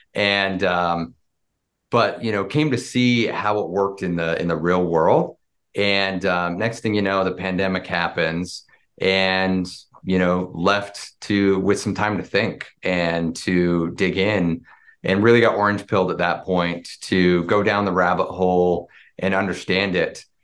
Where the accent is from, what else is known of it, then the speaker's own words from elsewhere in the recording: Springville, Utah, United States; I grew up, uh, actually in a little town in Utah, Springville, Utah, about forty, forty-five minutes south of, uh, of Salt Lake City